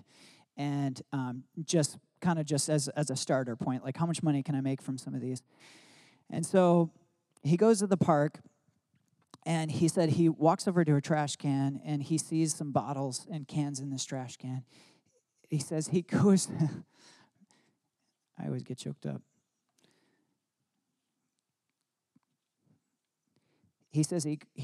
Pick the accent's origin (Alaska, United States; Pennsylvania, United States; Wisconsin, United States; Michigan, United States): Michigan, United States; I grew up in Michigan